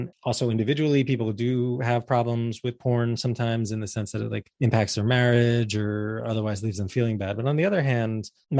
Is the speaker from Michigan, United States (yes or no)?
no; New Jersey, United States; I grew up in 1981 in North Jersey.